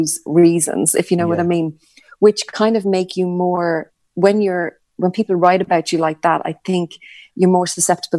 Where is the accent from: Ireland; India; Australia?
Ireland; we're Irish